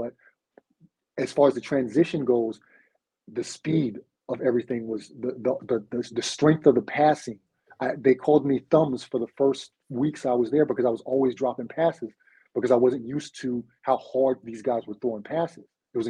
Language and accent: English; Las Vegas, Nevada, United States; moved away as an adult; also born or lived in Arizona / Utah / Europe; I am originally from Las Vegas, Nevada.